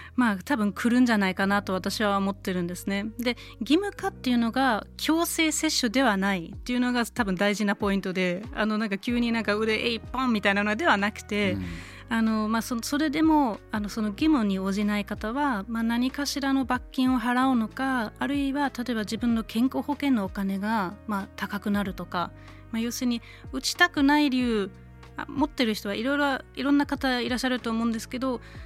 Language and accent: Japanese; Germany; born or raised there; now in Japan